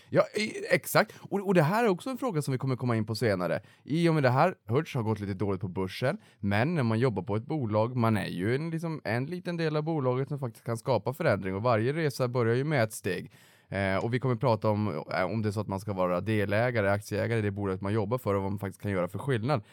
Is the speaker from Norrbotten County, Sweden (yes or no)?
yes; Norrbotten County, Sweden; moved away as an adult; jag kom ju faktiskt från Norrbotten och flyttade ju ner under finanskrisen